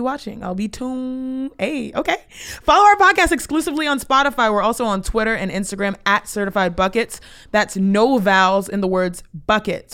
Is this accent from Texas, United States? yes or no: yes; Houston, Texas, United States; your girl is from the two eight one, the seven one three, the eight three two.